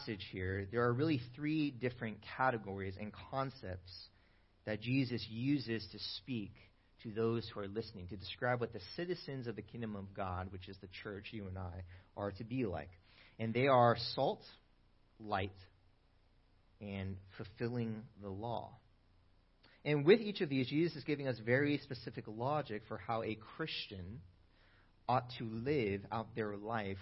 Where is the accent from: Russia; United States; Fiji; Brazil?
United States; Bay Area, California; moved away as an adult; now in Sacramento, United States; I'm originally from the Bay Area, though, and I moved to Sacramento a couple years ago